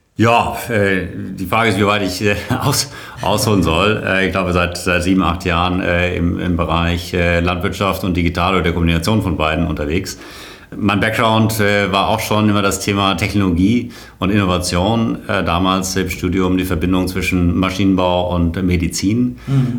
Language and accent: German; Kronberg, Hesse, Germany; moved away as an adult; also born or lived in Darmstadt / Berlin / South Africa / London; aufgewachsen bin ich in Kronberg bei, äh, bei Frankfurt